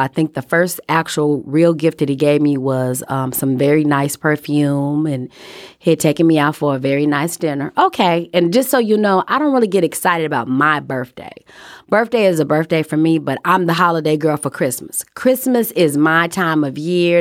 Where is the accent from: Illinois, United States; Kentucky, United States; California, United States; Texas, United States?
Illinois, United States; Chicago; Growing up in Chicago